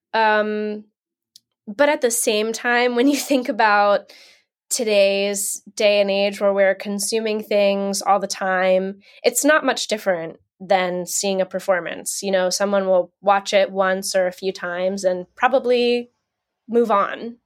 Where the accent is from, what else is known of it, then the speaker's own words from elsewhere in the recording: New Jersey, United States; now in Pennsylvania, United States; I grew up in New Jersey. I'm currently in Pennsylvania.